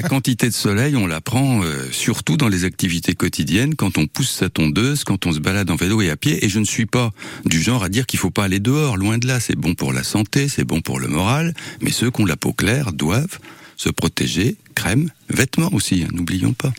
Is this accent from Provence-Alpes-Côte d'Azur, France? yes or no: yes; Var, Provence-Alpes-Côte d'Azur, France; now in Tours, France; quand j'étais petit dans le Var